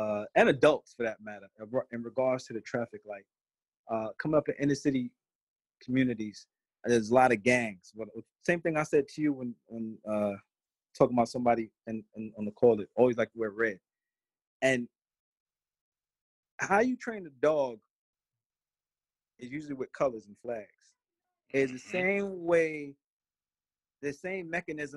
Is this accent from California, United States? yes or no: no; New York City, New York, United States; also born or lived in Brooklyn / Long Island; I was born in Brooklyn, grew up in Queens, and then migrated to different parts of Long Island